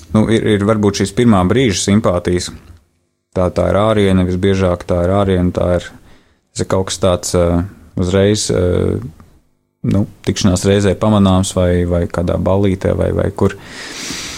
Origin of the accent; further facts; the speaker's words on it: Riga, Latvia; es esmu dzimis un uzaugusi Latvijā, Rīgā.